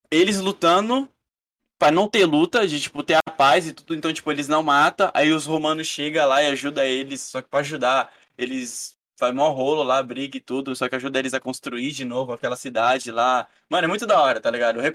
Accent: Brazil; é igual eu falo em live. Eu sou brasileiro.

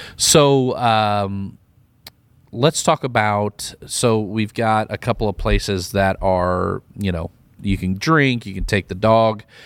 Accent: Midwest, United States; moved away; I'm from the Midwest as well

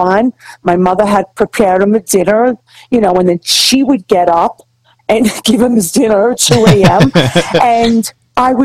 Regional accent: New York City, New York, United States; I grew up in the Bronx in Throgs Neck

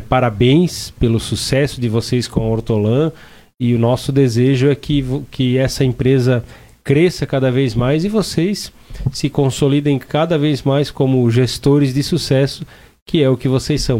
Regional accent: Timbó, Santa Catarina, Brazil; lá na minha cidade, lá em Timbó

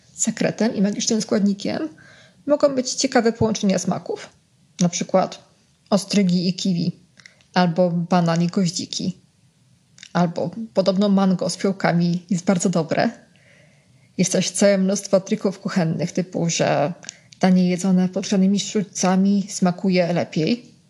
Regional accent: Warsaw, Masovian Voivodeship, Poland; Jestem z Ochoty, czyli stolicy Wietnamu na wychodztwie

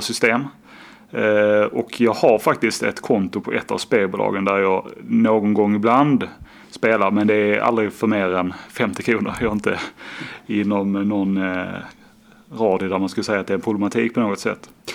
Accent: Skåne, Sweden; now in Gothenburg, Sweden; Jag är eh, från Skåne, bor då i Göteborg

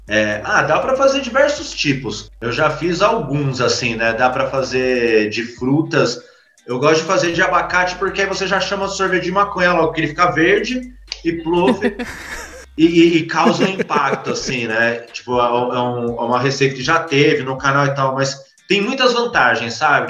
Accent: São Paulo, Brazil; um alô pro Capão Redondo

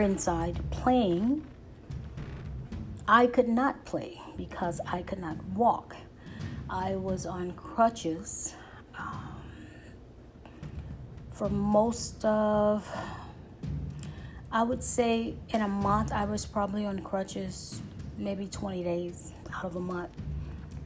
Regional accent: St. Louis, Missouri, United States; I was born in St. Louis, Missouri

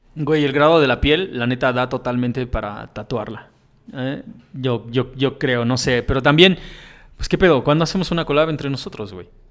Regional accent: Mexico; como mexicano

